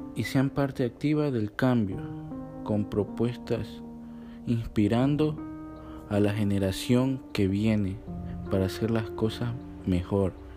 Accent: Ecuador; aquí en mi país, en Ecuador

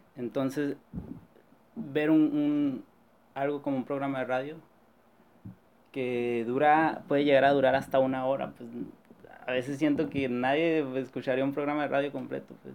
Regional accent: La Paz, Baja California Sur, Mexico; somos de La Paz

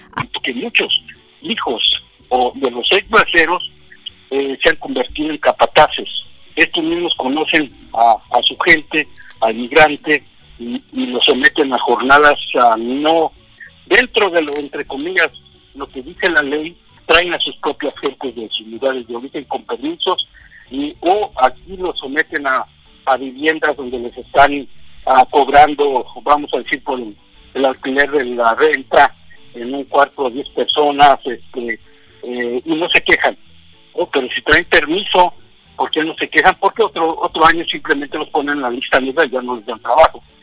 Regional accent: Ciénaga de Chapala, Michoacán, Mexico; also born or lived in Jaripo, Michoacán / Delta region, California; now in California, United States; donde yo nací, la Ciénaga de Chapala

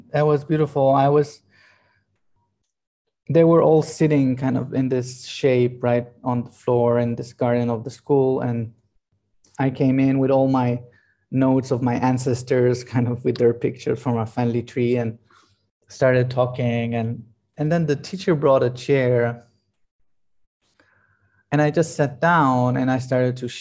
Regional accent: Israel; now in Italy; we live in Italy, and I'm originally from Israel

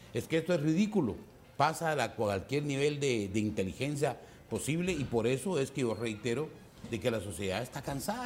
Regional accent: Guatemala; las necesidades que tenemos como guatemaltecos

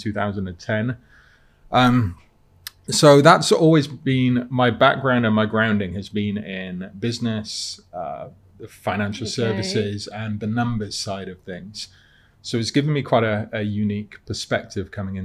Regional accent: Cardiff, Wales, United Kingdom; moved away as an adult; now in London, United Kingdom; I'd lived in Cardiff all my life at the time. So I grew up in Cardiff.

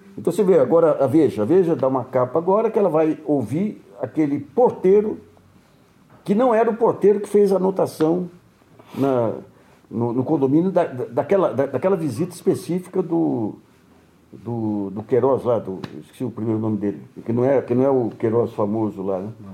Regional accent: Brazil; como brasileiro mais influente

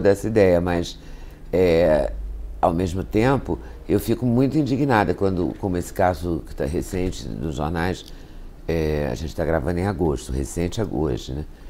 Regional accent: Minas Gerais, Brazil; moved away; also born or lived in Rio de Janeiro; Eu sou de Minas

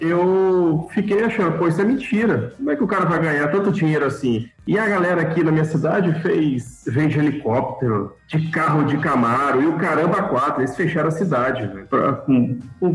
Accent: Espírito Santo, Brazil; sou capixaba, é, moro no interior do estado

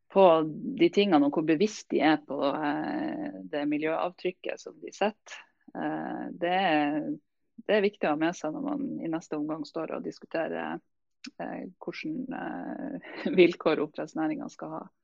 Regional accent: Nordland, Norway; som nordlending

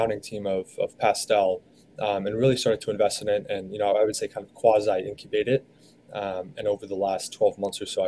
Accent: San Diego, California, United States; also born or lived in Philadelphia; now in New York, United States; I'm actually originally from San Diego

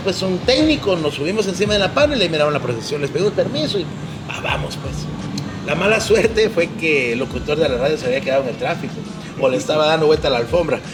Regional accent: Guatemala; somos los chapines, hablo de la idiosincrasia del guatemalteco y de esa forma tan buena gente que somos

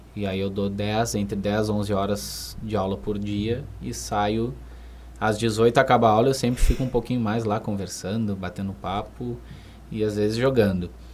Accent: Rio Grande, Rio Grande do Sul, Brazil; moved away as an adult; now in Santa Maria, Brazil; eu sou natural de Rio Grande, né? Eu resido em Santa Maria há um ano

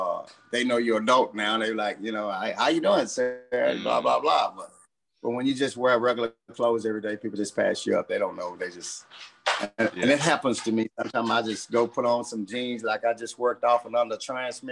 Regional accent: Houston, Texas, United States; I was born in Herman Hospital in Houston. I was raised in Third Ward

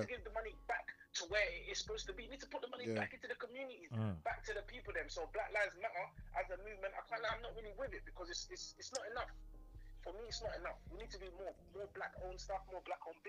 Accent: Essex, East of England, United Kingdom; I'm from Essex

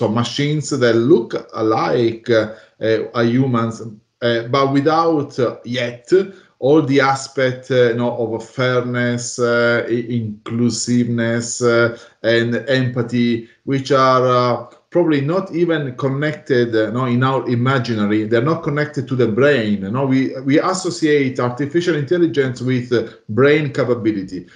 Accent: Italy; now in Melbourne, Australia; I'm based in Melbourne, Australia, although I'm originally from Italy

